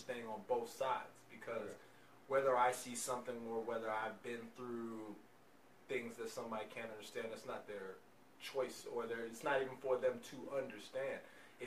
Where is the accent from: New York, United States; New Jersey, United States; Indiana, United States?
New York, United States; New York City; moved away; also born or lived in the South; I'm originally from Brooklyn, so I grew up, you know, Catholic and Episcopal